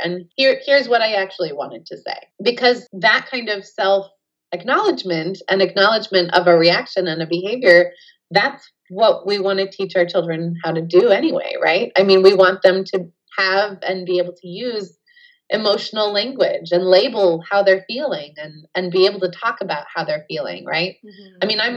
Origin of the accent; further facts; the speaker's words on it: California, United States; I'm from California